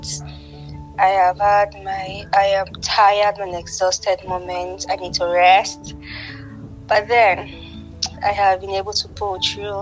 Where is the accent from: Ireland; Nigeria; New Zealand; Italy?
Nigeria; I am from Nigeria. I am based in Abuja.